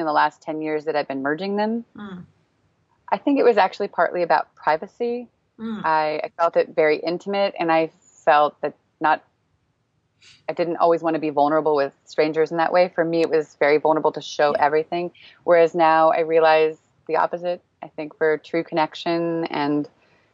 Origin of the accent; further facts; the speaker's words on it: Northern California, United States; moved away as an adult; now in Prague, Czech Republic; I grew up in Northern California